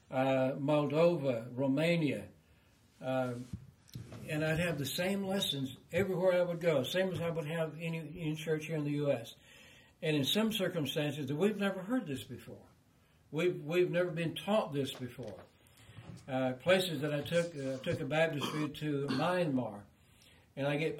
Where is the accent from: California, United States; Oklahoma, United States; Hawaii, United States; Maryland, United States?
Oklahoma, United States; Kiamichi Mountains, southeast; now in Tennessee, United States; I grew up in the Kamishi Mountains.